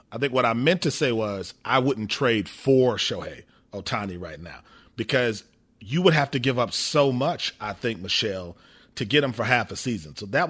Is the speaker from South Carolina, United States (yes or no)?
no; Milwaukee, Wisconsin, United States; I'm from Milwaukee.